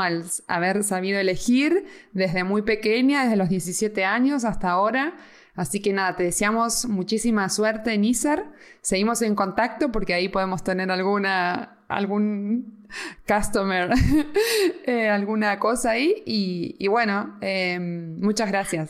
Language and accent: Spanish; Argentina; now in Spain; siendo argentina